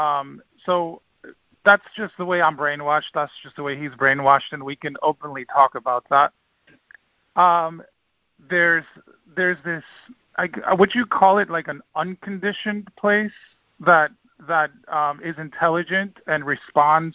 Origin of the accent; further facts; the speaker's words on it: Dominican Republic; now in United States; I grew up in the Dominican Republic, and it's a small island